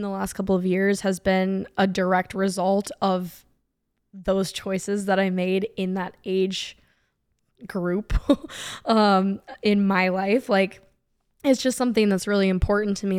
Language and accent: English; San Diego, California, United States; moved away as an adult; also born or lived in Orange County, California; now in Atlanta, United States; I'm from California. So, um, I was born and raised in San Diego